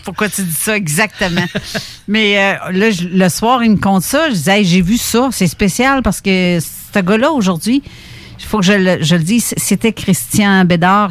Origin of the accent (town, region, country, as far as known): Canada